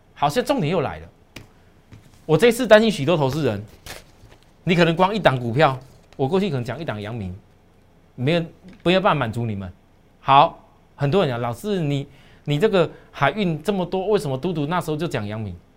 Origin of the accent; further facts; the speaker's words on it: Taiwan; 我们台湾人